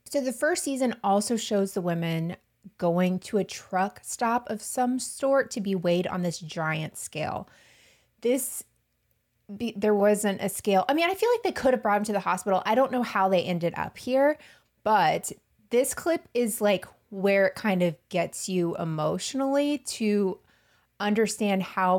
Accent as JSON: {"language": "English", "region": "the South", "country": "United States", "said": "I'm from the South. This happens all the time. You marry a set of brothers."}